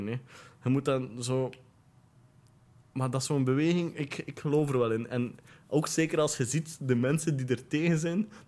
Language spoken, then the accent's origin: Dutch; West Flanders, Belgium; vroeger heb ik ook het inwoord gezegd toen ik 16 was of zo. Want ik kom uit West-Vlaanderen.